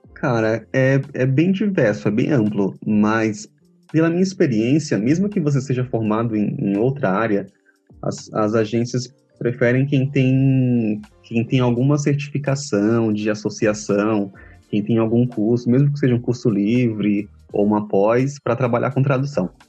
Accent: Feira de Santana, Bahia, Brazil; Eu nasci em Feira de Santana, na Bahia, cidade do interior, e foi lá que comecei a estudar inglês

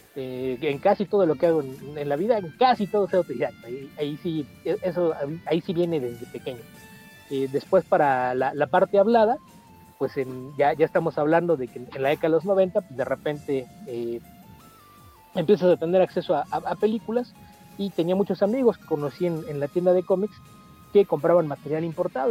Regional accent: Mexico City, Mexico; first language Spanish; yo nací en la Ciudad de México, toda mi vida he vivido aquí

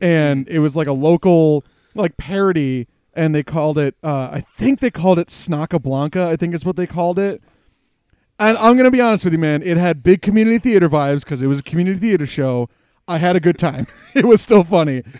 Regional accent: United States; as an American who consumed a lot of, like, cartoons and things as a kid

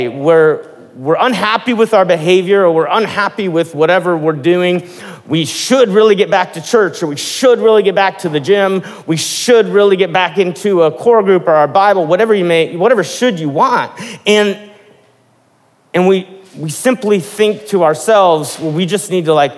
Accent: Midwest, United States; I'm from the Midwest, and at least in the part of the Midwest that I was from

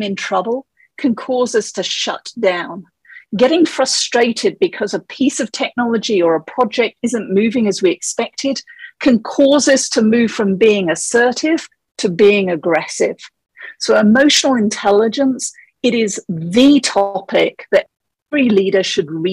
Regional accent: England, United Kingdom; moved away as an adult; now in Colorado, United States; the accent is actually from England. I grew up there and I moved to Colorado 17 years ago

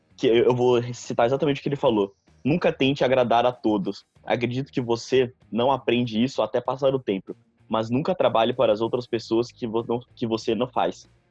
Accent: São Paulo, Brazil; eu sou de São Paulo

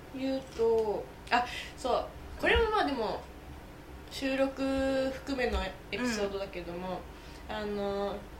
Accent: Chiba, Japan; accent: standard Japanese; also born or lived in Osaka; 生まれが大阪だからちゃんと関西弁だった、へえもう全然関西弁喋っててでも、千葉で育ってる

